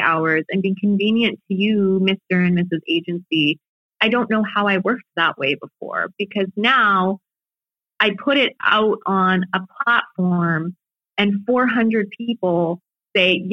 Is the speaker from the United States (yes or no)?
no; Canada; being Canadian